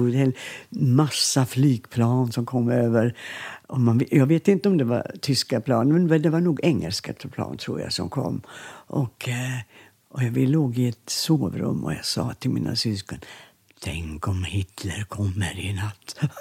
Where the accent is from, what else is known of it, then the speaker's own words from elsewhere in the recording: Landskrona, Skåne, Sweden; accent: Scanian; moved away; also born or lived in Borstahusen; bodde vi ju i Landskrona och flyttade till ett barnrike hus